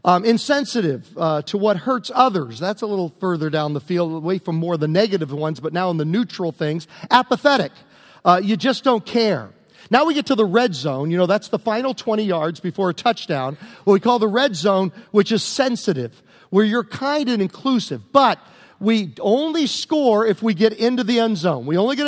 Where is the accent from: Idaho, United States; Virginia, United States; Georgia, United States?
Virginia, United States; Prince George; 1971, growing up in Virginia